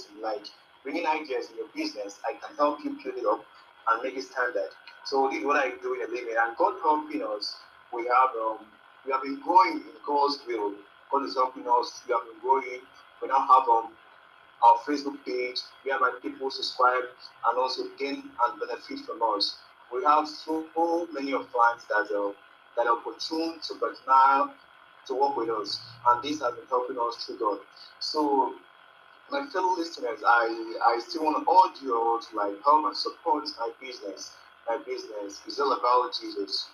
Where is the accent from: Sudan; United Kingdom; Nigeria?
Nigeria; I'm from Nigeria.